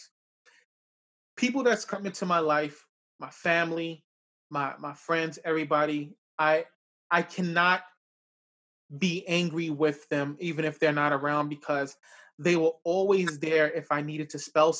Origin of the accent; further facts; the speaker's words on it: New York City, New York, United States; now in Yonkers, United States; I grew up in the South Bronx as well, too